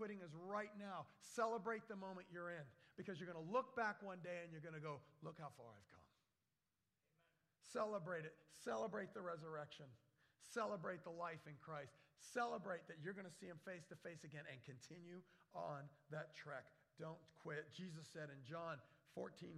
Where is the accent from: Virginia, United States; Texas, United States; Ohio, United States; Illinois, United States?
Virginia, United States; moved away; also born or lived in Florida / Wisconsin; the mountains I grew up in Virginia.